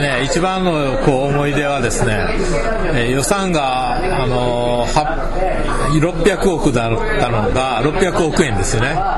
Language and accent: Japanese; Shiga, Japan; also born or lived in Osaka / Tokyo; now in Okinawa, Japan; 僕は滋賀県の出身で